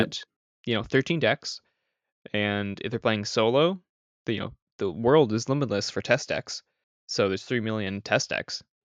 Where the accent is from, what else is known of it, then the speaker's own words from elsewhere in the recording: Canada; I'm Canadian